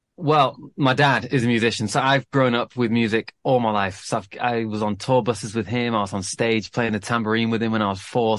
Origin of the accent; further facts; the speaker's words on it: Manchester, North West England, United Kingdom; growing up in Manchester